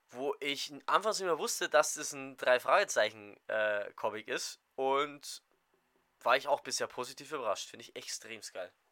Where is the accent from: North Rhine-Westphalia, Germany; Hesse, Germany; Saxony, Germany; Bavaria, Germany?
Saxony, Germany; Aus Sachsen.